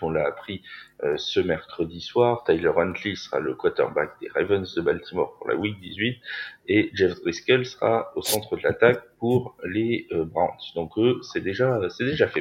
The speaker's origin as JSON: {"language": "French", "country": "France", "said": "on est français tous les deux"}